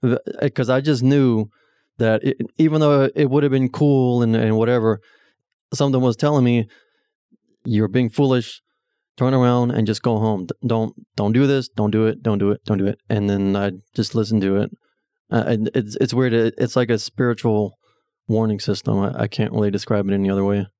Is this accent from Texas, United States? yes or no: yes; Taylor, Texas, United States; I was born and raised in Taylor